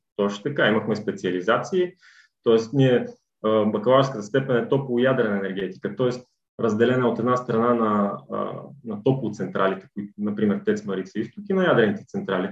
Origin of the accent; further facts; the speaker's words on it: Kozloduy, Vratsa Province, Bulgaria; also born or lived in Sofia; от София съм родом, по принцип, но като цяло съм израсъл. Голяма част от живота ми е преминал в е, Козузо и тъй като моето семейство още в началото на 10-те години се е преместил да живее тук. Та и аз съм израснал тук